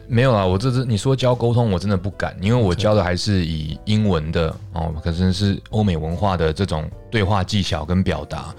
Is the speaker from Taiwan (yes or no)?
yes; Taiwan